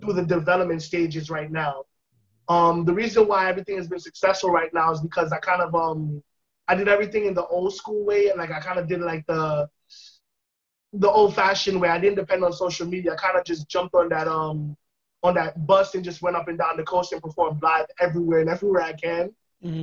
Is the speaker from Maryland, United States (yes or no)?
no; New York City, New York, United States; also born or lived in Kingston, Jamaica; born in Jamaica, but raised in the Bronx